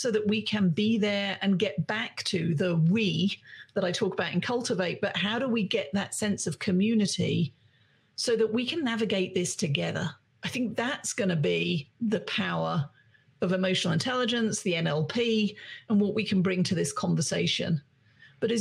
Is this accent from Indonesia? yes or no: no; United Kingdom; I'm British